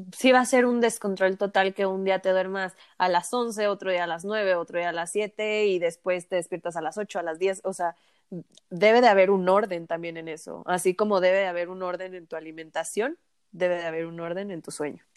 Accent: Mexico; Como buen mexicano

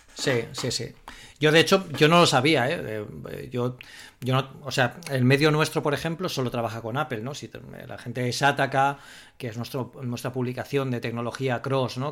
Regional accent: Spain; nosotros aquí en el, grupo que venimos de España

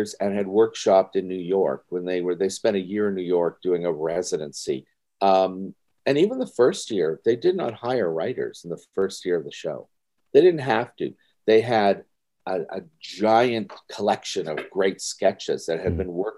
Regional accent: Timmins, Ontario, Canada; moved away; I was born and raised in Timmins, Ontario

